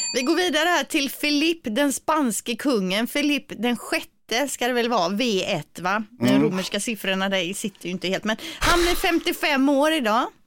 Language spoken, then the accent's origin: Swedish; Gothenburg, Västra Götaland, Sweden; accent: Gothenburg dialect; vår dialekt